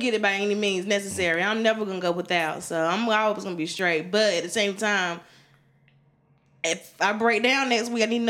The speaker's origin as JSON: {"language": "English", "town": "Wilson", "region": "North Carolina", "country": "United States", "tie": "born or raised there", "also_born_or_lived": "Greensboro, North Carolina", "moved": "as an adult", "said": "Wilson raised me, but Greensboro, it really kind of made me"}